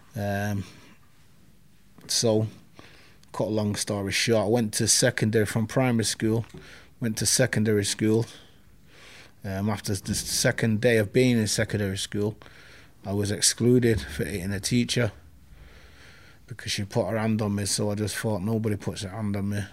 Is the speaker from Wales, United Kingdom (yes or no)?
no; Manchester, North West England, United Kingdom; also born or lived in Hulme, Manchester; I'm from Moss Side. I'm born in Hume.